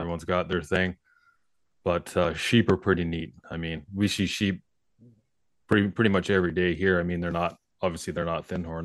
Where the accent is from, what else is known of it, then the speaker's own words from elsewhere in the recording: Skeena River, between Prince Rupert and Terrace, BC, British Columbia, Canada; now in southern British Columbia, Canada; we grew up on the Skeena River, basically, between Rupert